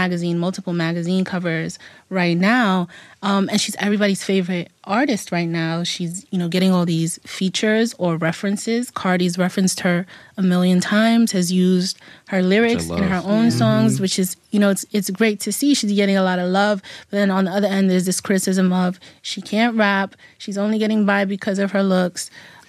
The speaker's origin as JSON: {"language": "English", "town": "New York City", "region": "New York", "country": "United States", "tie": "born or raised there", "said": "I'm from the Bronx. I grew up with girls like …"}